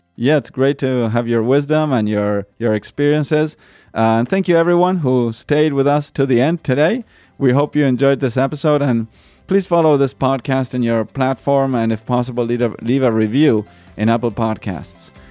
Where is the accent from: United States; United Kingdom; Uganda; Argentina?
Argentina; moved away; they moved to Argentina and I was born in Argentina. I never visited the U S when I was little.